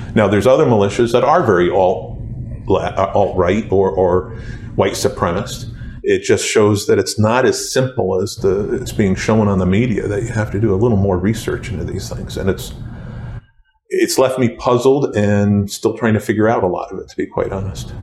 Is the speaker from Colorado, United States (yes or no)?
no; Woodbury, Connecticut, United States; Growing up in Woodbury, there were no black families when I was in grade school